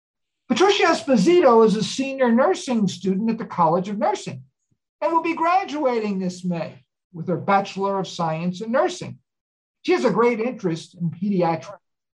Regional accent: New Jersey, United States; moved away; I was born and raised there and spent 47 wonderful years there myself

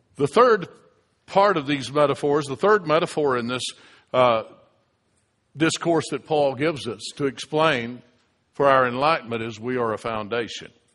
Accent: United States; The reason I'm a United States citizen is because I was born in the United States

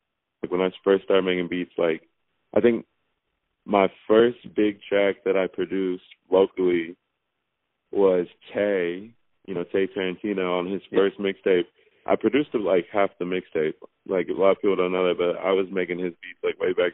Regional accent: Anchorage, Alaska, United States; I grew up skateboarding in Anchorage.

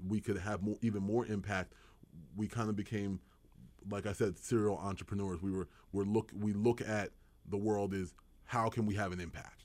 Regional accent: Edgewater Park, New Jersey, United States; also born or lived in Washington, D.C.; we grew up in Burlington County, right in Edgewater Park

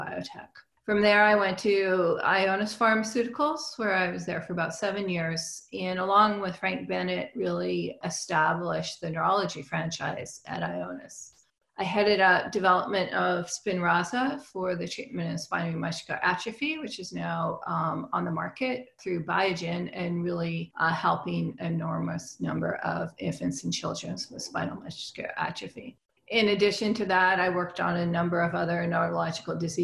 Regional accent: Canada; moved away as an adult; also born or lived in Edmonton, Canada; now in San Diego, United States; I'm originally from Canada. And then I moved down to San Diego to do my postdoc

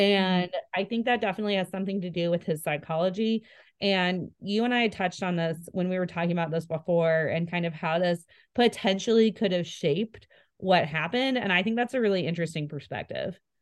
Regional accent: Spokane, Washington, United States; moved away as an adult; also born or lived in Coeur d'Alene, Idaho; now in Idaho, United States; I grew up in Spokane

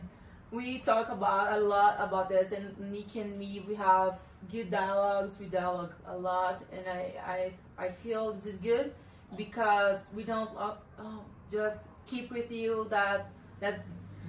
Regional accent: Brazil; first language Portuguese; English is a second language; moved away; I'm Brazilian.

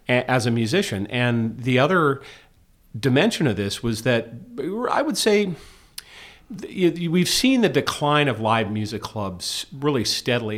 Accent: Georgetown, United States; now in New York, United States; Growing up in Georgetown, half the clubs would have live bands.

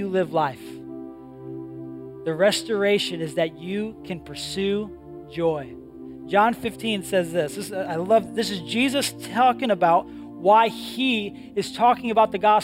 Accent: New England, United States; I grew up in New England

